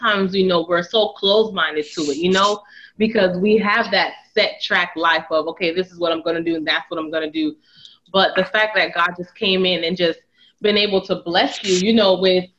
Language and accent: English; Montreal, Quebec, Canada; now in United States; because most moms here in America, I'm from Montreal, Canada.